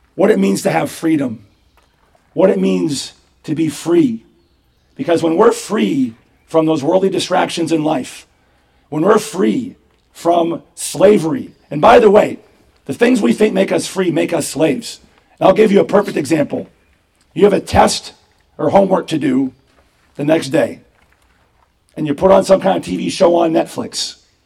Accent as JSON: {"language": "English", "country": "United States", "said": "as Americans"}